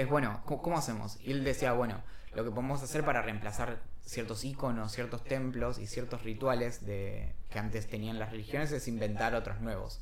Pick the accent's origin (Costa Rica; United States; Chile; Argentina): Argentina; somos argentinas